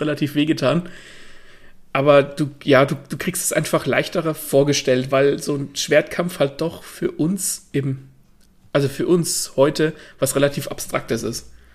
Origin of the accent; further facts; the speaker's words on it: Germany; bei uns in Deutschland